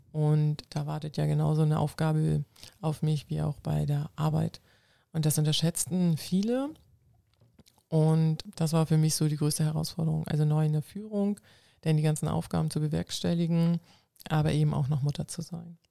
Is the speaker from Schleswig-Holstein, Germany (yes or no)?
yes; Schleswig-Holstein, Germany; first language Low German; German is a second language; Plattdeutsch ist eine ah. Sprache ah. bei uns oben im Norden, in Schleswig-Holstein